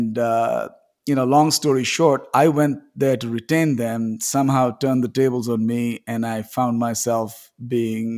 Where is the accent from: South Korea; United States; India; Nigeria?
India; I grew up in India.